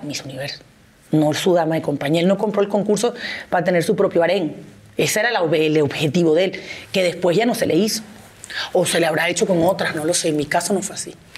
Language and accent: Spanish; Venezuela; moved away as an adult; now in Mexico; En mi país